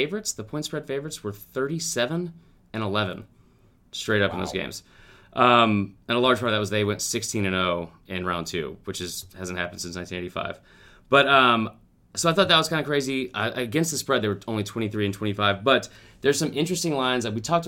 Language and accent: English; Atlanta, Georgia, United States; I'm from Atlanta and 32 years old